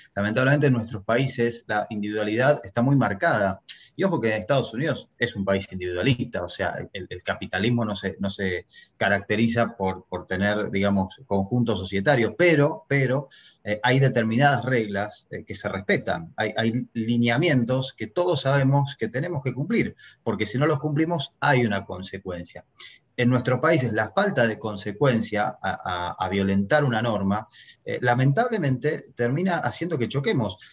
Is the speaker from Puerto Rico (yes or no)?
no; Argentina; moved away as an adult; yo nací en Argentina, me crié en Argentina